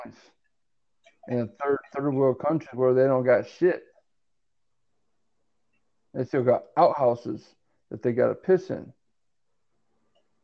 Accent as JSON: {"language": "English", "town": "Saginaw", "region": "Michigan", "country": "United States", "said": "I'm from I'm from Saginaw, Michigan"}